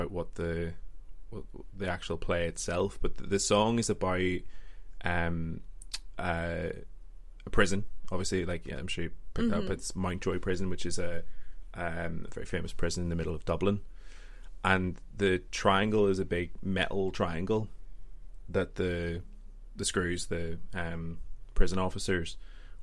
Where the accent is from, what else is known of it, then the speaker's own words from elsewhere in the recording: Northern Ireland, United Kingdom; I'm actually from Northern Ireland